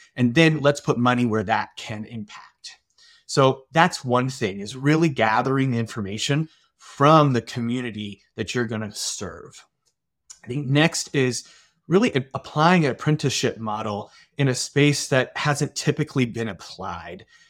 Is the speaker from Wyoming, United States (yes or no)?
no; Bend, Oregon, United States; moved away as an adult; also born or lived in Vermont; I am from Bend, Oregon. That's where I'm calling in from today, uh, which is also my hometown. I was born and raised here